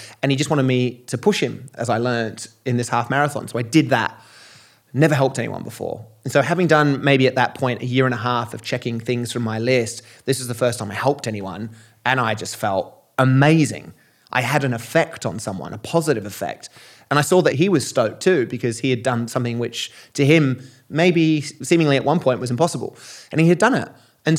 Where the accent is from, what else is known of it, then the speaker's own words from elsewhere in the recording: Australia; I've played a lot of rugby growing up in Australia.